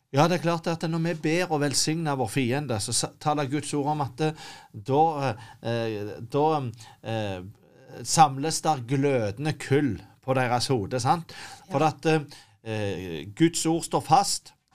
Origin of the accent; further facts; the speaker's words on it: Norway; som nordmann